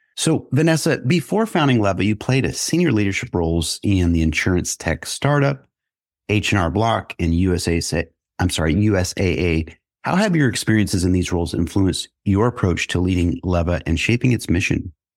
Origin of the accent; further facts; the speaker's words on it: Kansas City, United States; I'm back in my hometown of Kansas City